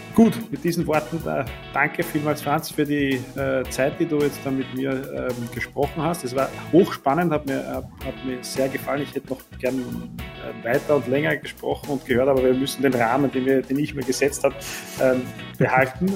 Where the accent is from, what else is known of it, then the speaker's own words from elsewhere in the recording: Eastern Austria, Austria; Bei uns in Ostösterreich